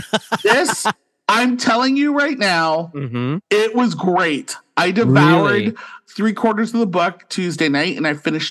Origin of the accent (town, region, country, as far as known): St. Catharines, Ontario, Canada; born or raised there; moved away as an adult; now in Ottawa, Canada